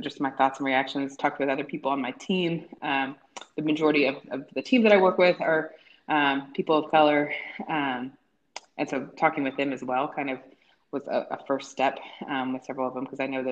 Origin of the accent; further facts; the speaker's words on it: Tennessee, United States; grow up in Tennessee, like I grew up around a lot of folks